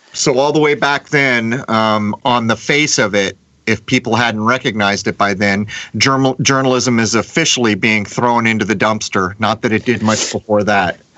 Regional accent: San Diego, California, United States; moved away as an adult; growing up in San Diego

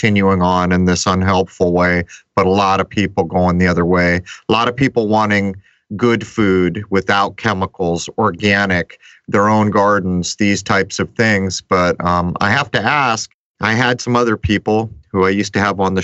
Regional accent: San Diego, California, United States; now in Rhode Island, United States; I grew up here in Rhode Island part of the year because we used to leave San Diego

